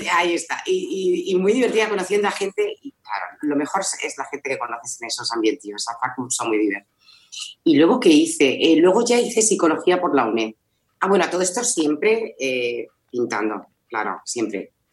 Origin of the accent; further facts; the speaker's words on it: Madrid, Community of Madrid, Spain; moved away as an adult; now in Zaragoza, Spain; yo soy madrileña, lo que pasa es que ahora eh, me, he venido a vivir a Zaragoza.